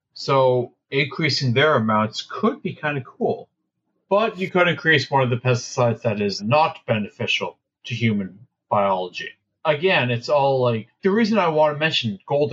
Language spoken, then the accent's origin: English; Canada; I'm Canadian.